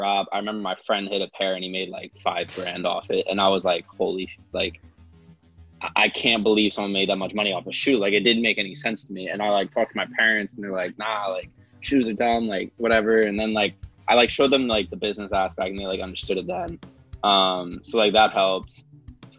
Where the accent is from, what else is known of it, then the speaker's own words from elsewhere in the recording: Pennsylvania, United States; moved away as an adult; also born or lived in San Diego; now in Los Angeles, United States; I'm from Pennsylvania, so I'm not from like a big town or anything.